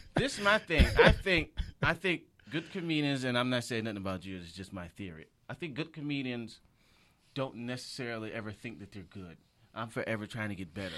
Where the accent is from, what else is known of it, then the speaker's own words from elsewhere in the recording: Michigan, United States; moved away as an adult; also born or lived in Detroit; now in Los Angeles, United States; I'm from Michigan